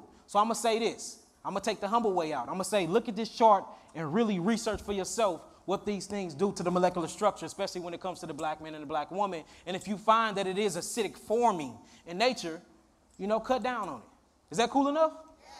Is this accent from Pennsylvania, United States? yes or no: yes; Philadelphia, Pennsylvania, United States; And mind you, we came from Philly to here.